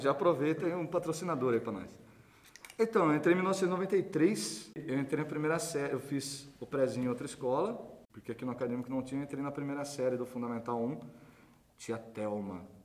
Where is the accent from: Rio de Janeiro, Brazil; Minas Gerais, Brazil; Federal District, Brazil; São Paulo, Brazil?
São Paulo, Brazil; Iracemápolis; sou de Iracemápolis, cidade pequititica